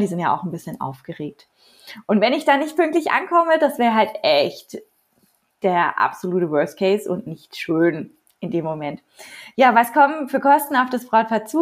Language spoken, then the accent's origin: German; Nuremberg, Bavaria, Germany; also born or lived in Postbauer-Heng; Ich komme aus Nürnberg und halte meine freie Reden in und um Nürnberg herum